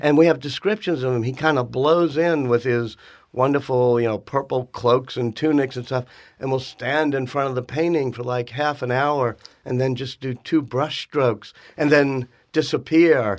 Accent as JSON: {"language": "English", "town": "New Orleans", "region": "Louisiana", "country": "United States", "tie": "born or raised there", "said": "growing up in New Orleans"}